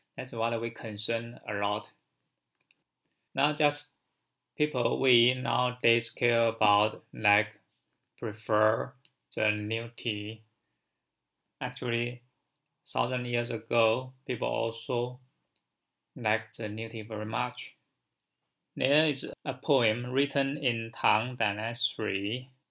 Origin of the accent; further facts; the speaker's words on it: China; from China.